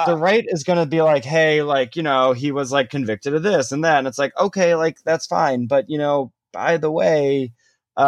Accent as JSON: {"language": "English", "area": "outside of Chicago", "region": "Illinois", "country": "United States", "tie": "born or raised there", "said": "the area I grew up outside of Chicago."}